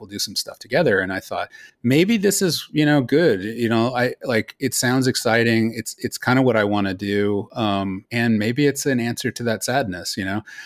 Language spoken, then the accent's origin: English; Los Altos, California, United States; moved away as an adult; also born or lived in Colorado / Philadelphia; I was born in Colorado, but I moved to Silicon Valley. Uh, we live in Los Altos. I grew up in Los Altos